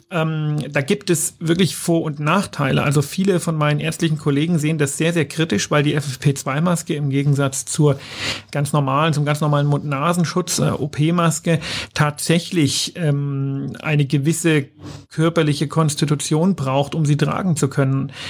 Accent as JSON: {"language": "German", "region": "Bavaria", "country": "Germany", "said": "Ja, als Bayer denkt man immer Deutschland"}